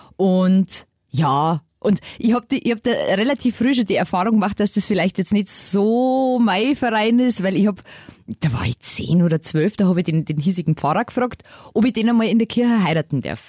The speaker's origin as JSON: {"language": "German", "region": "Lower Bavaria", "country": "Germany", "said": "ich komme aus Niederbayern"}